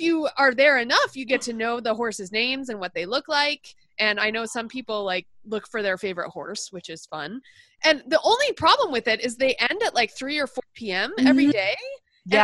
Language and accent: English; Austin, Texas, United States; moved away as an adult; I grew up in Austin, Texas, and I came out here for college.